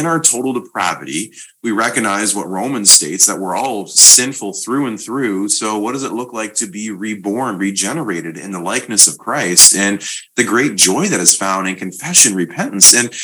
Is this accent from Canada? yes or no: yes; Canada; I'm Canadian